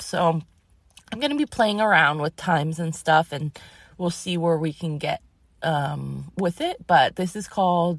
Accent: Massachusetts, United States; moved away; I grew up in Massachusetts

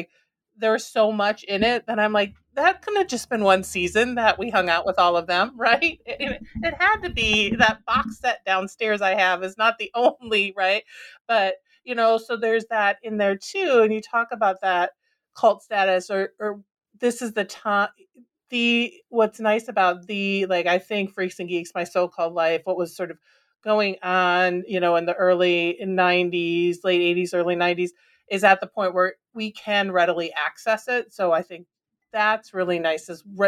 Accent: Minnesota, United States; And growing up in Minnesota, you know, I also love, like, right

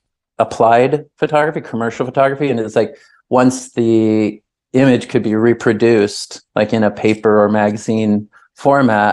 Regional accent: Dunwoody, Georgia, United States; also born or lived in Miami, Florida; growing up, you know, in Dunwoody, Georgia. And, you know, to some degree, maybe the exotic side of that is like, I spent my first 10 years in South Dade. I was born in Miami.

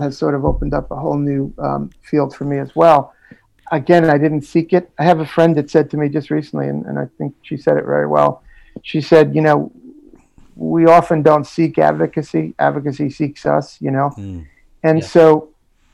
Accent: New York City, New York, United States; I was, yeah, in Jackson Heights, you know, and then moved, grew up in Jackson

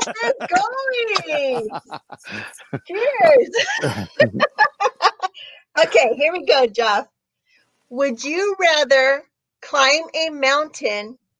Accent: Mexico; me being Mexican

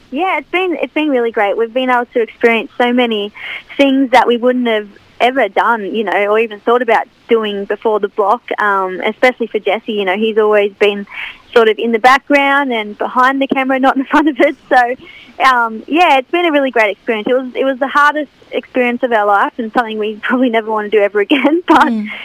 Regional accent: Cessnock, New South Wales, Australia; also born or lived in Kurri Kurri; back in my my hometown

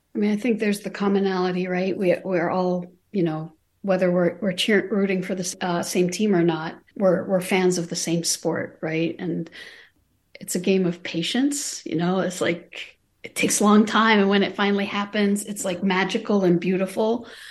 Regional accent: Amman, Amman Governorate, Jordan; moved away as an adult; now in United States; I was born and raised in Amman, Jordan. I came to the United States at age eighteen.

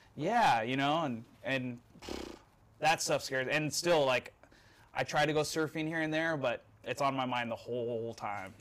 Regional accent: Mesquite, Nevada, United States; moved away; I grew up in Mesquite, Nevada

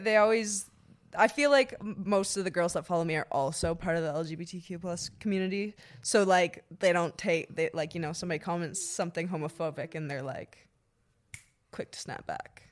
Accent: Ottawa, Ontario, Canada; I'm from Ottawa, Canada. I lived in a little town called Sisville.

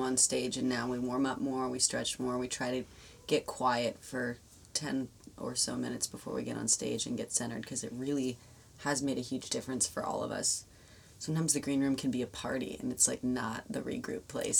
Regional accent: Los Angeles, California, United States; I'm from

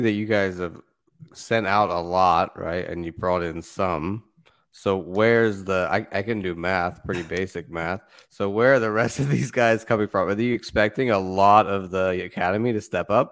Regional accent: England, United Kingdom; now in United States; my home country of England

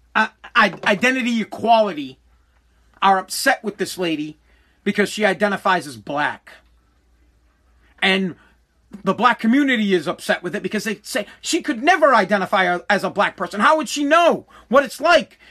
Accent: Boston, Massachusetts, United States; accent: Boston; I got a Boston accent. I'm from Boston

